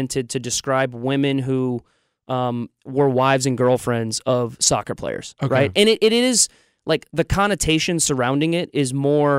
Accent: Orlando, Florida, United States; moved away as an adult; now in Nashville, United States; I'm from Orlando

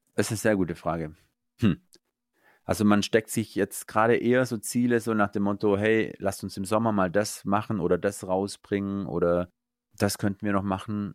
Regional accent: Eislingen, Baden-Württemberg, Germany; Ich genieße es hier in meiner Heimat, da habe ich meine Freunde, meine Familie und äh, meine Wurzeln

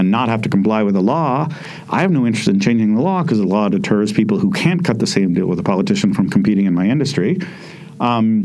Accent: Idaho, United States; I grew up in Idaho in the United States

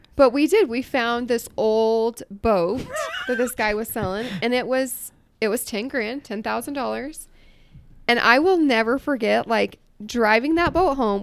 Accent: Iowa, United States; moved away as an adult; now in Utah, United States; I grew up in Iowa

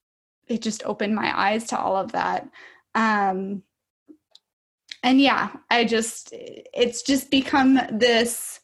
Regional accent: Minnesota, United States; I am from Minnesota, so I live here with my five-year-old daughter

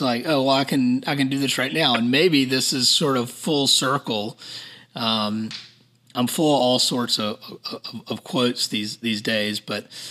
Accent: Savannah, Georgia, United States; now in Charleston, United States; I'm from Savannah, I live in Charleston

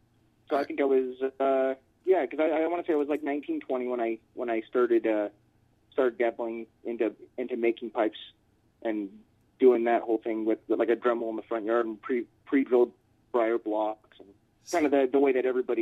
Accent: San Bernardino, California, United States; also born or lived in Pomona / Las Vegas; Well, I was born in Southern California in Pomona, and just right outside of L.A., and I moved to San Bernardino when I was a kid and lived out here for a few years.

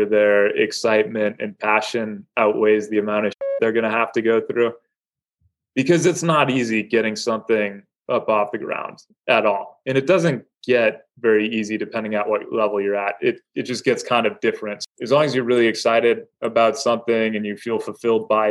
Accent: Madison, Wisconsin, United States; now in Milwaukee, United States; I grew up in Madison, so I haven't made it too far. I've made it about 90 miles away.

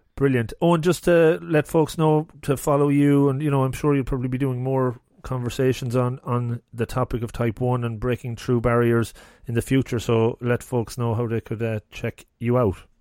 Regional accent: Longford, Leinster, Ireland; moved away; I'm originally from Longford

